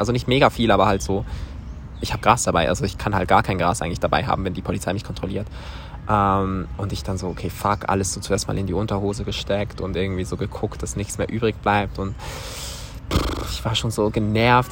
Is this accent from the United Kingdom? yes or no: no; Switzerland; aus der Schweiz